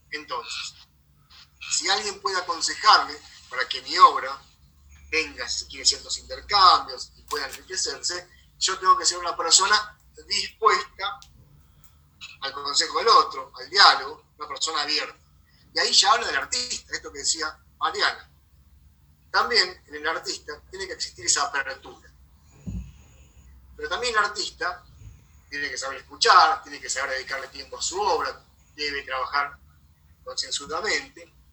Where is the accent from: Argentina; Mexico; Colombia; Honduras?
Argentina; La Plata, Buenos Aires Province; Yo soy de La Plata.